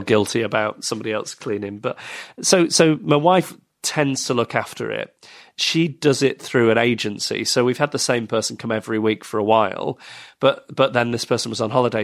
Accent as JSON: {"language": "English", "town": "Manchester", "region": "North West England", "country": "United Kingdom", "tie": "born or raised there", "moved": "yes", "said": "I was born in Manchester."}